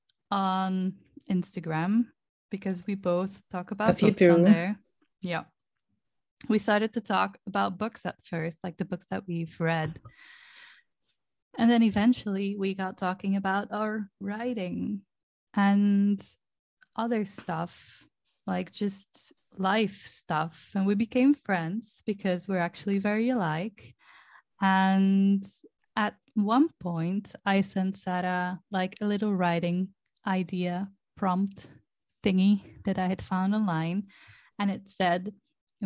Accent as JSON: {"language": "English", "country": "Belgium", "second_language": "English", "said": "I'm Belgian."}